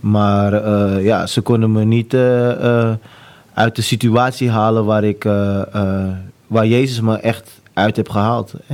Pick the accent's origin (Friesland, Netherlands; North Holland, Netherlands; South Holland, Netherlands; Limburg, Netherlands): North Holland, Netherlands; Amsterdam; also born or lived in United States; ik ben geboren en getogen Amsterdammer. Eh, ehm, mijn eerste ehm, woonplaats was echt in de Willemstraat in Jordaan.